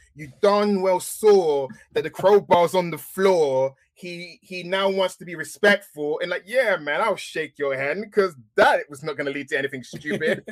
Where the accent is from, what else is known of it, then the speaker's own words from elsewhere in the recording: England, United Kingdom; accent: English; being English, as you can tell from my accent